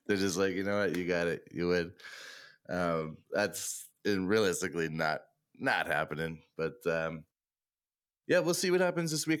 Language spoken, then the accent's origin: English; Boston, Massachusetts, United States; I'm from Boston